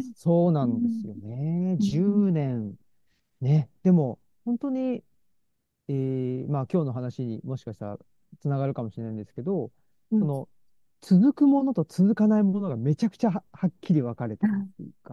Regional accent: Saitama, Japan; moved away as an adult; also born or lived in Osaka; 僕は出身は埼玉なんですけど

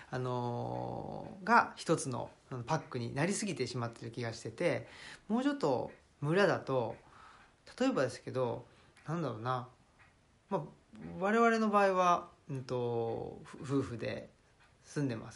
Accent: Saitama, Japan; now in Nara, Japan; 83年埼玉出身奈良県在住という人間ですね

